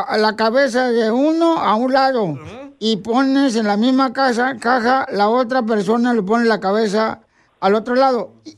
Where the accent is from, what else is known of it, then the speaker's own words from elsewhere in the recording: Jalisco, Mexico; somos de Jalisco